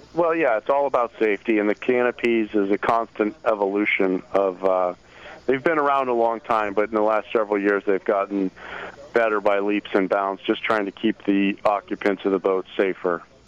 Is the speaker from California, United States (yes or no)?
no; Key West, Florida, United States; I grew up in Key West.